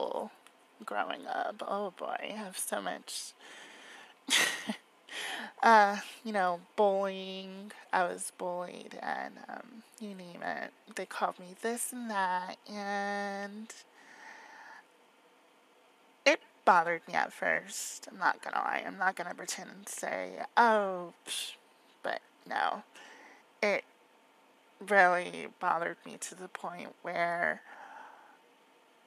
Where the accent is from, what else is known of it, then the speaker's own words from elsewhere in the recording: Florida, United States; I was born and raised in Florida